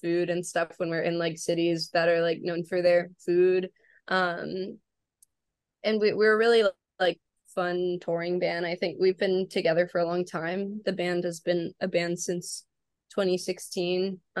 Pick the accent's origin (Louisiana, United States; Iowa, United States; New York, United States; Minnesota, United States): Louisiana, United States; New Orleans; I'm from New Orleans.